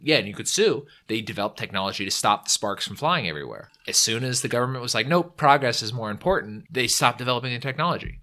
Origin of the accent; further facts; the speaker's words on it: California, United States; I'm from California, so we've always had a variety